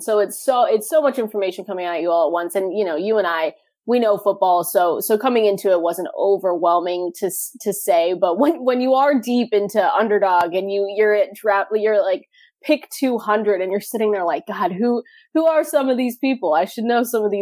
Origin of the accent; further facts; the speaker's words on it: Seattle, Washington, United States; I'm from Seattle, just 15 minutes outside downtown and on the South End.